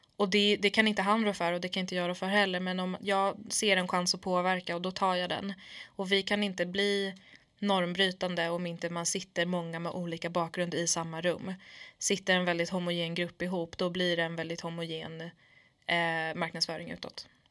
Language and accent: Swedish; Sweden; jag är från förorten, jag är kurd i grunden